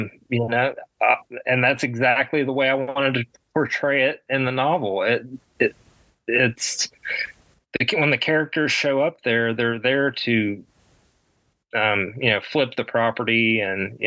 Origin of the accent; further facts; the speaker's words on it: West Virginia, United States; in my home state of West Virginia